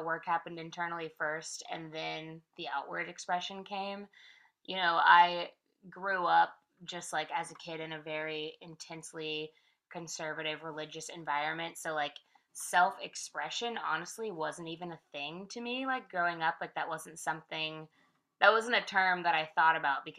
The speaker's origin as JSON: {"language": "English", "town": "Vallejo", "region": "California", "country": "United States", "tie": "born or raised there", "also_born_or_lived": "San Francisco", "moved": "as an adult", "lives_now": "Nashville, United States", "said": "I grew up there. I technically grew up in a little outskirting city called Vallejo. So I lived there from like 12 to 18"}